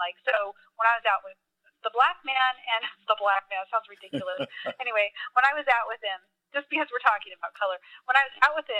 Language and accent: English; California, United States; moved away; I was raised in California, okay. So I never saw color till I came to the South.